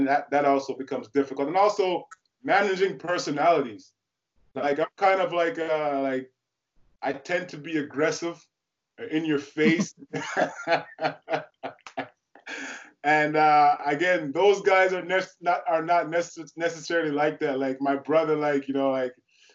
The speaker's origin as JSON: {"language": "English", "town": "Ottawa", "region": "Ontario", "country": "Canada", "tie": "born or raised there", "said": "growing up in Ottawa"}